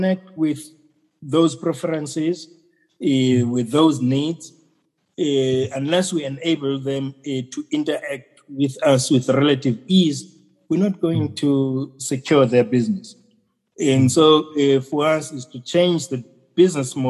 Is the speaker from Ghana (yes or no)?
no; South Africa; our country